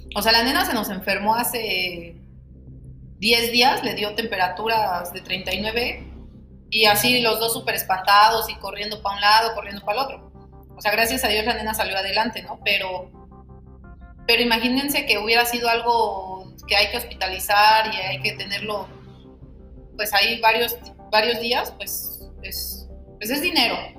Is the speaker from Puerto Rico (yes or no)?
no; State of Mexico, Mexico; moved away as an adult; now in Oaxaca, Mexico; soy del Estado de México y actualmente vivo en el Estado de Oaxaca.